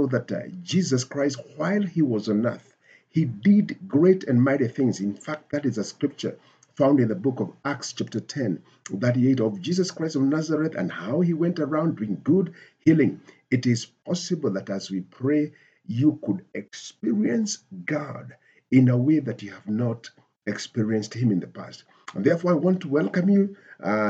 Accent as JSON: {"language": "English", "region": "Nairobi", "country": "Kenya", "said": "I come from Nairobi, Kenya."}